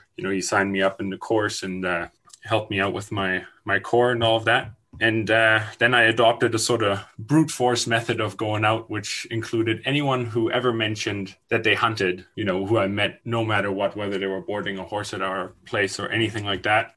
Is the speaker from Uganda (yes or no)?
no; Germany; now in British Columbia, Canada; I moved here from Germany in 2012 with my parents and my older brother